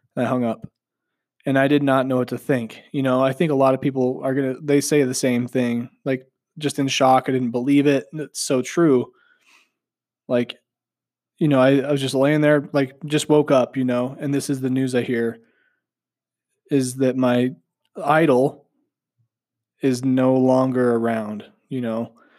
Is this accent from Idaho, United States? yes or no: yes; Southeastern Idaho, United States; I'm from Southeastern Idaho.